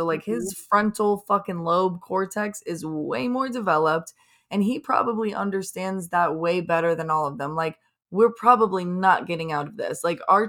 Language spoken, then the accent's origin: English; Florida, United States; I thought it did, but I'm from Florida, so I don't know what snow looks like.